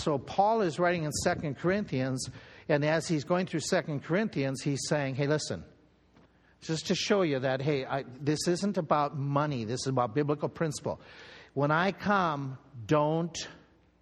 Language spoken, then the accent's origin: English; United States